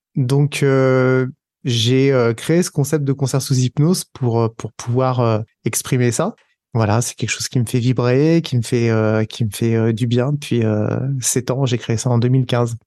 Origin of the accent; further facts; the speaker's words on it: Aix-les-Bains, Auvergne-Rhône-Alpes, France; moved away as an adult; also born or lived in Paris / Boston; Je suis allé à Paris puisque j'étais d'Aix-les-Bains.